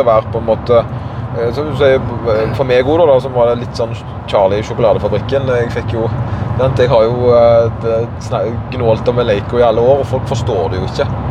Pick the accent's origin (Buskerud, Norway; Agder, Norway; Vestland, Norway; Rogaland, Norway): Rogaland, Norway; Karmøy; accent: Karmøy dialect; jeg har på en måte denne karmøydialekta som er litt utvanna, men vanskelig